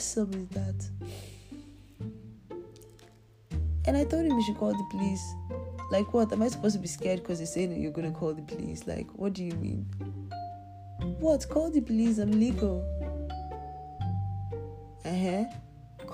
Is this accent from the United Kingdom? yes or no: no; Nigeria; now in Turkey; I'm Nigerian